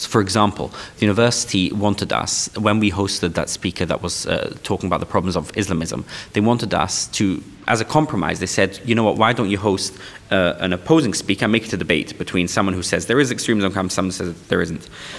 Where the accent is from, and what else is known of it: London, United Kingdom; born or raised there; English is a second language